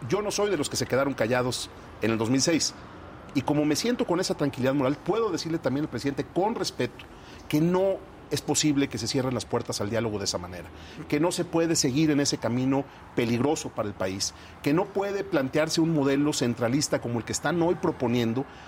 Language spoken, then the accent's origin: Spanish; Guadalajara, Jalisco, Mexico; como tapatío, como jalisciense